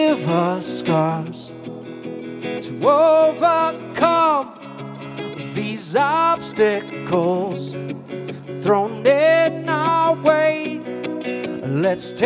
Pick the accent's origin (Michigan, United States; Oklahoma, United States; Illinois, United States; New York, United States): Illinois, United States; Rockford; moved away as an adult; also born or lived in Chicago, Illinois; now in Skokie, United States; I was born in Rockford, Illinois in 1980